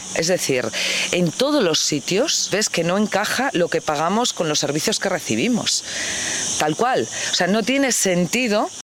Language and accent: Spanish; Spain; moved away as an adult; yo como española, y que ha vivido en el extranjero y ha vuelto a España, he vivido en varios países, he vuelto a España luego